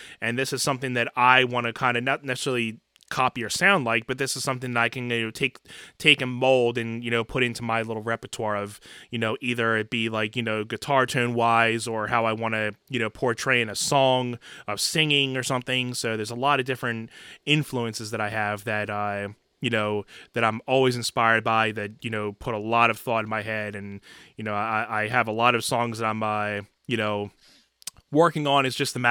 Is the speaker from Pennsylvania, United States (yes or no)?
yes; Philadelphia, Pennsylvania, United States; …, where are you from? So ask me where I'm from. I'm actually right outside of Philadelphia, PA.